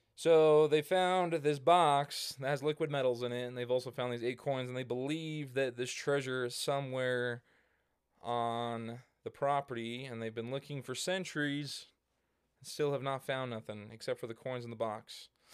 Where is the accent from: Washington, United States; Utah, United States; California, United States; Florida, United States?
Utah, United States; Hurricane; I grew up in the small town of Hurricane Utah